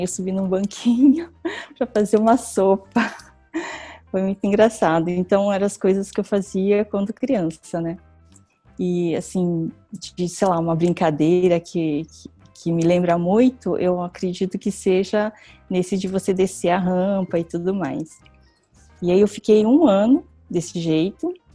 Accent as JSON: {"language": "Portuguese", "town": "Santo Anastácio", "region": "São Paulo", "country": "Brazil", "tie": "born or raised there", "said": "eu nasci no interior de São Paulo, Santo Anastácio, uma cidade bem pequena, e eu morava no sítio"}